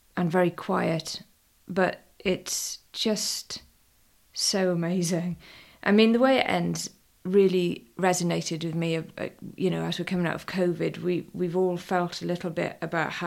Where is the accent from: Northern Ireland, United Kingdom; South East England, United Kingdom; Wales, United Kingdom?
Wales, United Kingdom; West; we come from West Wales.